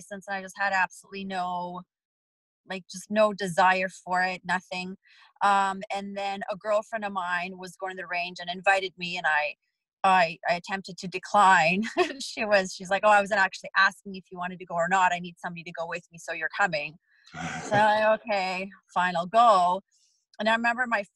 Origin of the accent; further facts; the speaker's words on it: Vancouver, British Columbia, Canada; also born or lived in Poland; now in Nevada, United States; I'm from Vancouver